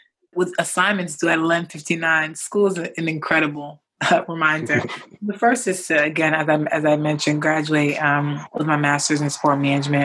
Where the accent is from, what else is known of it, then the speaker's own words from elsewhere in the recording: New York, United States; I grew up in New York